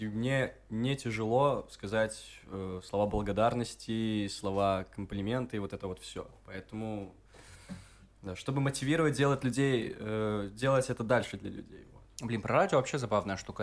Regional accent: Gomel, Gomel Region, Belarus; moved away as an adult; also born or lived in Minsk; я парень из Гомеля

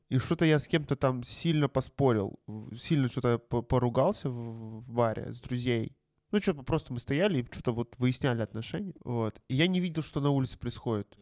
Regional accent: Kazan, Tatarstan, Russia; у нас в Казани

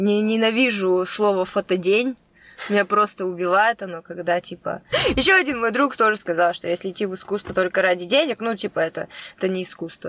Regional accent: Kostroma, Kostroma Oblast, Russia; moved away; я из Костромы

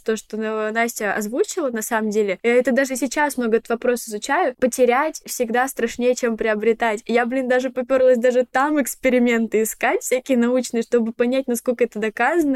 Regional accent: Anzhero-Sudzhensk, Kemerovo Oblast, Russia; moved away as an adult; also born or lived in Moscow; Я 18 лет уехала из Сибири, из маленького-маленького города, про который никто не знает, в Кемеровской области

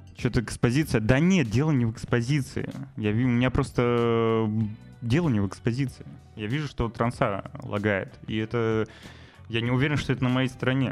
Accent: Novosibirsk, Novosibirsk Oblast, Russia; moved away as an adult; у меня в родном городе, Новосибирске

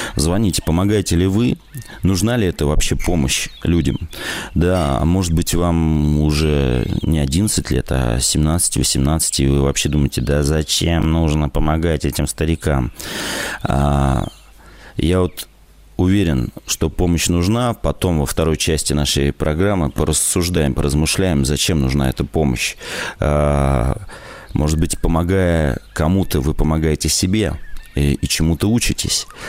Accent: Novosibirsk Oblast, Russia; now in Novosibirsk, Russia; я из Новосибирска. Уже давно как бы живу в городе, с области переехал, с Новосибирской.

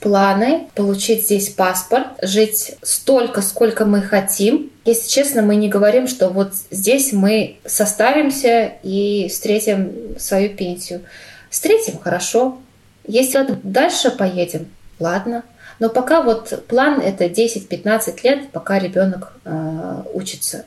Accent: Russia; moved away as an adult; also born or lived in Cyprus; now in Malmö, Sweden; я из России

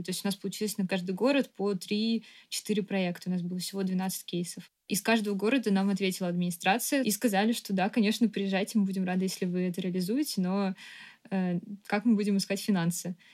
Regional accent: Moscow, Russia; Я родилась в Москве и всю жизнь жила здесь

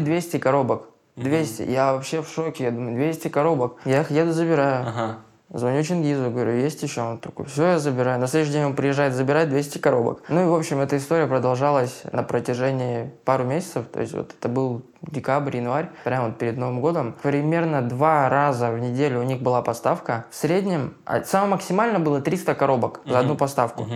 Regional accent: Blagoveshchensk, Amur Oblast, Russia; moved away as an adult; now in Saint Petersburg, Russia; Я из Дальнего Востока, Амурская область, город Благовещенск на границе с Китаем

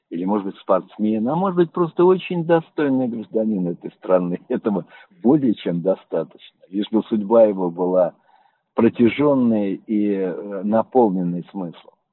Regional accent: Orenburg, Orenburg Oblast, Russia; born there; Я родился тоже в Оренбурге, около церкви недалеко, улица Чкалова, Гримберский переулок, буквально 500 метров от церкви.

